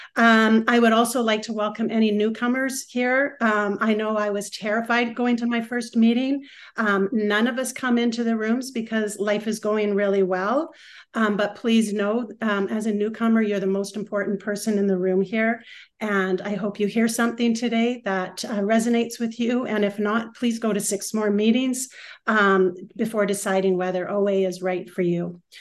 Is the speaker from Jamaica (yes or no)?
no; West Coast, British Columbia, Canada; also born or lived in Vancouver / Whistler; I am from the West Coast, and was mentioned I am from Canada. I am I live part time in Vancouver and Whistler